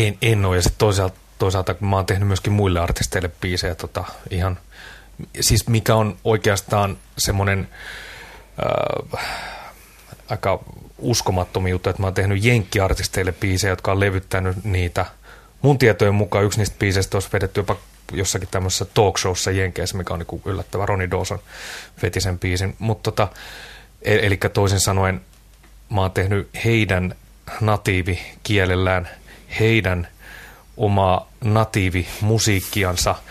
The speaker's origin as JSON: {"language": "Finnish", "town": "Hamina", "region": "Kymenlaakso", "country": "Finland", "tie": "born or raised there", "said": "mä oon Haminasta kotoisin"}